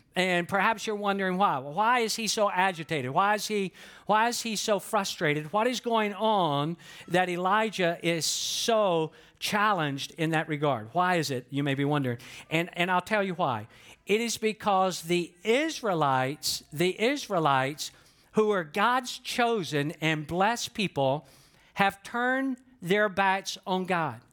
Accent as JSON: {"language": "English", "region": "the South", "country": "United States", "tie": "born or raised there", "moved": "yes", "said": "that I was born and raised in the South just based on how I talk"}